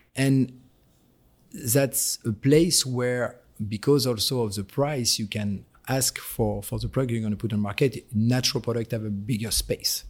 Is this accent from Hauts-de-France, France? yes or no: yes; near the Belgian border, Hauts-de-France, France; accent: French; English is a second language; moved away as an adult; also born or lived in Paris; now in United States; I was born in Paris and I was raised in an northern part of France next to the border with Belgium